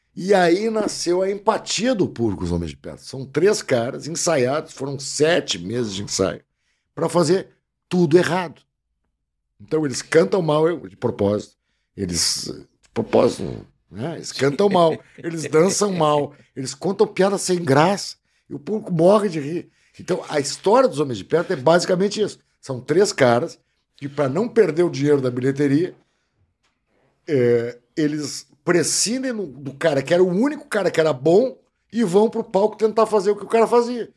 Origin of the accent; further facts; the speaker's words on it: Porto Alegre, Rio Grande do Sul, Brazil; Eu, eu, sou porto-alegrense